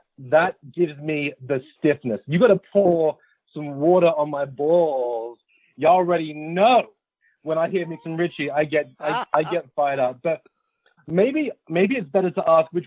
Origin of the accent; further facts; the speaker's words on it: London, United Kingdom; I'm from West London. I'm from Kensington